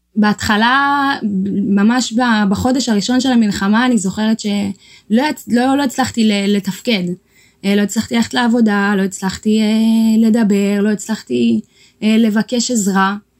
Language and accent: Hebrew; Shire, Tigray, Ethiopia; now in Israel; בשירה, בעיר הולדתי בתיגראי